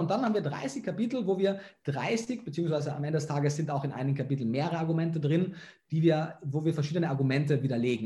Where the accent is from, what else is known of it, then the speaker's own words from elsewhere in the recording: Klagenfurt, Carinthia, Austria; moved away; also born or lived in Germany / Vienna; bin aus Kärnten, aus Klagenfurt